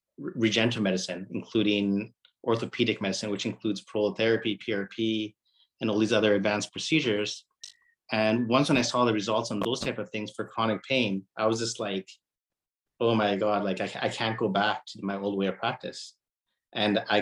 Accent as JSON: {"language": "English", "town": "Vancouver", "region": "British Columbia", "country": "Canada", "tie": "born or raised there", "moved": "as an adult", "lives_now": "Toronto, Canada", "said": "I was born in Vancouver, Canada, and that's where I did my medical school"}